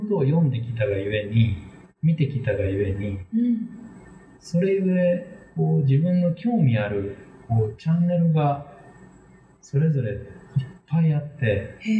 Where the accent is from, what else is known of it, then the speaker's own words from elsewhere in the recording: Wakayama, Japan; now in Kobe, Japan; 出身は和歌山県なんですけれども、えっ、ー、と、こちらの神戸に移って